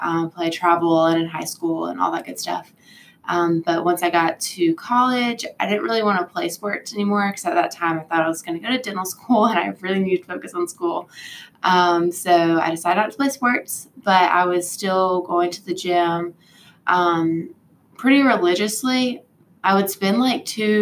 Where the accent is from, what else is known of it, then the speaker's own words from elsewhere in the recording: Fayetteville, North Carolina, United States; moved away; I'm originally from Fayetteville, which is right where Fort Bragg is.